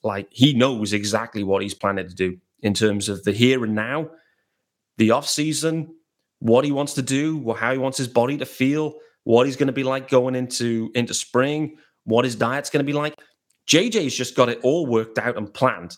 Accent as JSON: {"language": "English", "region": "England", "country": "United Kingdom", "said": "I'm based out in England. I'm British."}